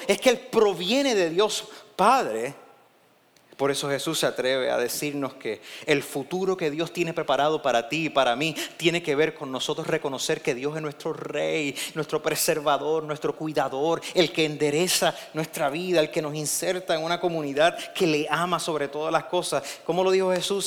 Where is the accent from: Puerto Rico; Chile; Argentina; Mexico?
Puerto Rico; en Puerto Rico estamos bien pegaditos de Estados Unidos